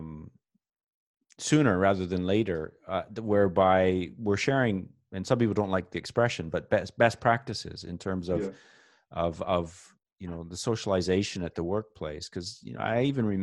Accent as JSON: {"language": "English", "country": "Canada", "said": "as a Canadian flying down to the United States"}